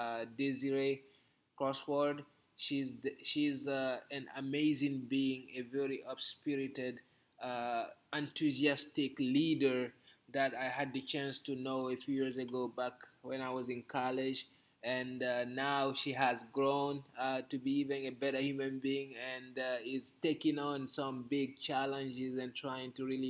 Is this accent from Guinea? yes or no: yes; Guinea; moved away; also born or lived in Austin, Texas; Growing up in Guinea